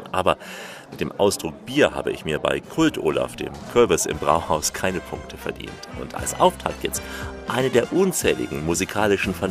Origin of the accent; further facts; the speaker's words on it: Saxony, Germany; Ich bin gebürtiger DDR-Bürger